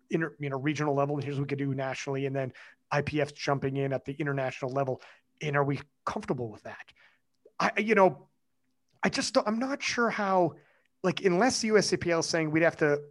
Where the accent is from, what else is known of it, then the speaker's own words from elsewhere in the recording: Canada; as a Canadian lifting in WADA